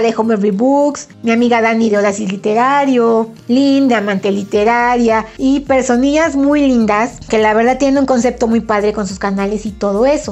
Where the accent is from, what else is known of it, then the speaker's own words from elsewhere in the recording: Puebla, Mexico; yo soy de Puebla